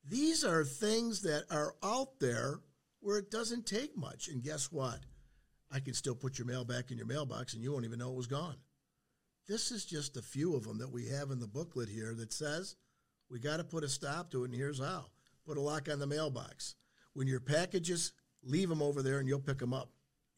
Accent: St. Clair Shores, Michigan, United States; I grew up in St. Clair Shores near the water

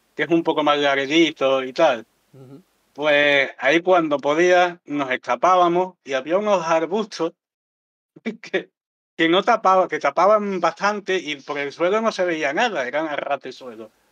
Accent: Andalusia, Spain; como somos todos andaluces

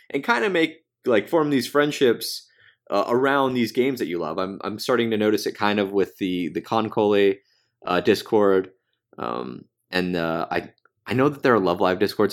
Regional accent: United States; I'm American

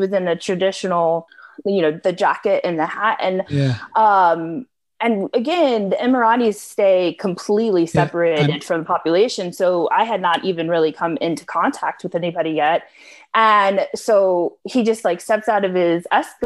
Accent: United States; being an American

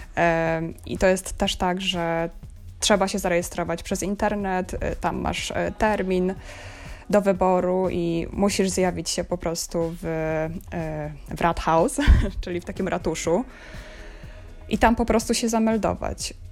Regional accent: Zielona Góra, Lubusz Voivodeship, Poland; moved away as an adult; also born or lived in Warsaw, Poland; now in Berlin, Germany; pochodzę z Zielonej Góry, studiowałam w Warszawie, potem też pracowałam w Warszawie

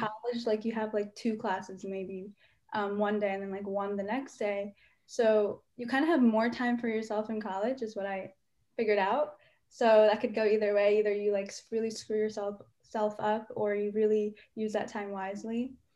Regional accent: United States; as an indian american

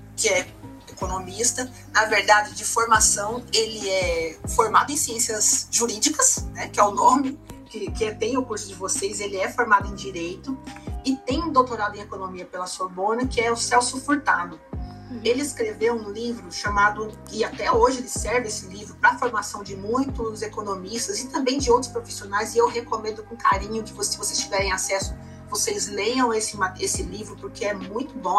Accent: Mato Grosso do Sul, Brazil; no nosso estado, aqui no Mato Grosso do Sul

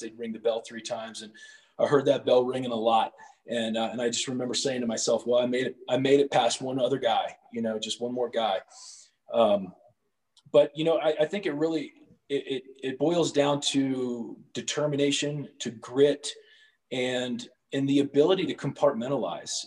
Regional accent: Cincinnati, Ohio, United States; I grew up in Cincinnati uh, for about 18 years, uh, born and raised right there.

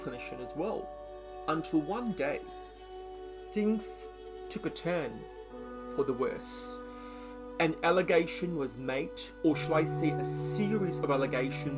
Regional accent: Australia; also born or lived in Malaysia; Having moved from Malaysia at a young age, I call Australia home

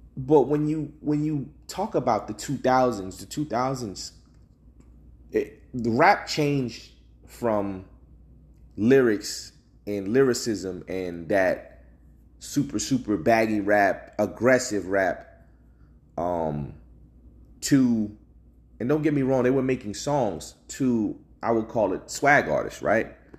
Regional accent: New Jersey, United States; I'm from the, I'm from Jersey

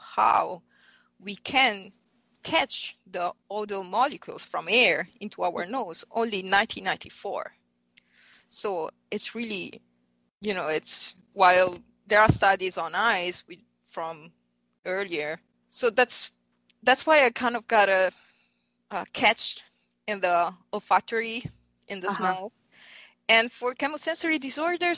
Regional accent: Milan, Lombardy, Italy; English is a second language; moved away as an adult; also born or lived in Heidelberg, Germany; now in Philadelphia, United States; I'm actually Italian. So I'm from Milan, and I actually studied in Italy

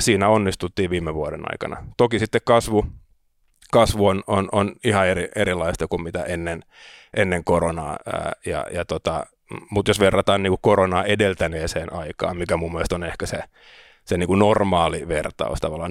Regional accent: Helsinki, Uusimaa, Finland; also born or lived in Riga, Latvia / Sweden; Mä oon Helsingistä kotoisin, opiskelin täällä, kävin ruotsinkielisen koulun

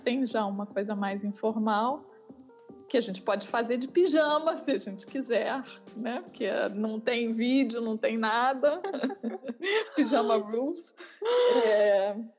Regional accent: Rio de Janeiro, Brazil; moved away as an adult; now in Rotterdam, Netherlands; eu sou carioca

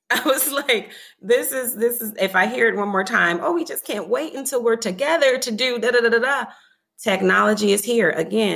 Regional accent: Michigan, United States; now in Washington, D.C., United States; we're from Michigan originally

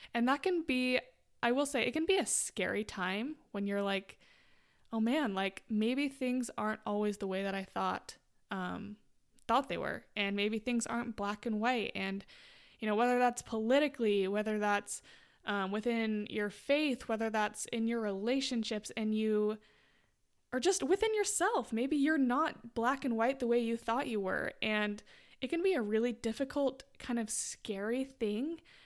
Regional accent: Utah, United States; moved away; I'm from Utah originally

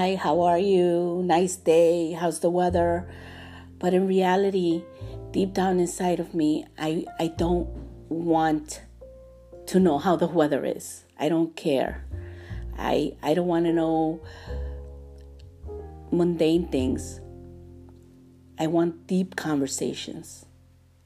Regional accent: New York City, New York, United States; I grew up in New York City.

